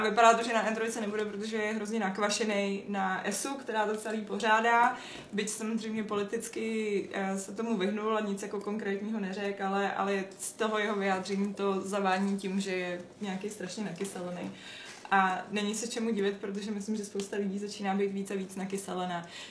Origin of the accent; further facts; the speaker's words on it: Czechia; jsme z Česka